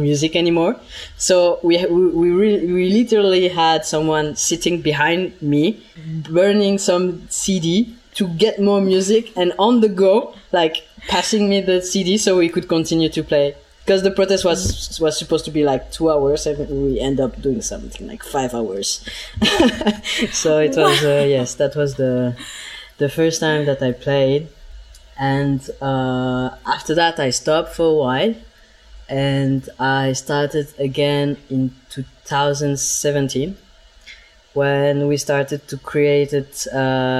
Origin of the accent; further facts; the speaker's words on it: Bern, Switzerland; moved away as an adult; also born or lived in Lausanne; I grew up in Bern